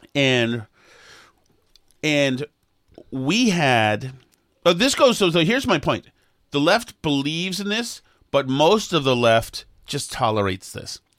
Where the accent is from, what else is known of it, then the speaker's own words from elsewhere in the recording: Boston, Massachusetts, United States; I'm from Boston